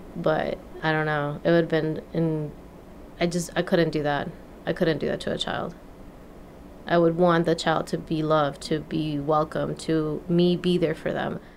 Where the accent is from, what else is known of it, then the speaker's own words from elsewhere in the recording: Mexico; moved away as an adult; now in California, United States; I was born in Mexico